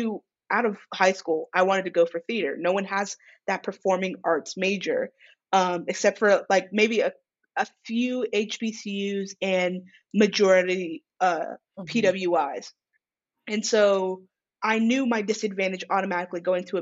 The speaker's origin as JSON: {"language": "English", "region": "California", "country": "United States", "tie": "born or raised there", "said": "I'm from California"}